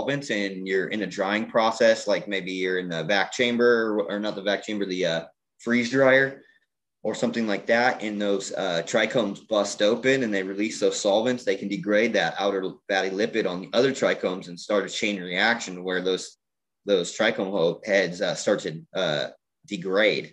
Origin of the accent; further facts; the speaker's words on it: San Diego, California, United States; moved away; I'm from San Diego